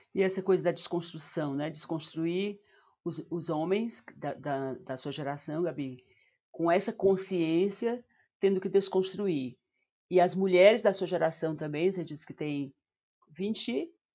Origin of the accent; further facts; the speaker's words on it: Northeast Region, Brazil; accent: nordestina; meu sotaque de nordestina